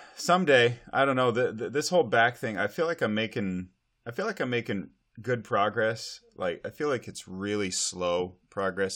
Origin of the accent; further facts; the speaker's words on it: Montana, United States; now in Snohomish County, Washington, United States; as a kid growing up in Montana